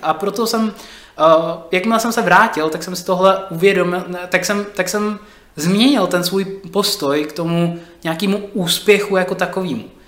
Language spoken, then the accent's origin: Czech; Czechia; Já jsem napůl uh, Čech a napůl uh, jsem z Nigérie